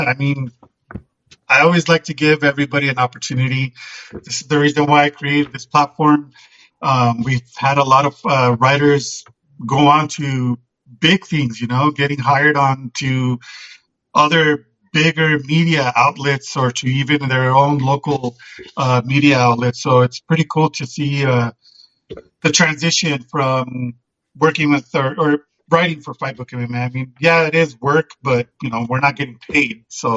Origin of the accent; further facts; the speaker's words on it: Albuquerque, New Mexico, United States; my hometown in Albuquerque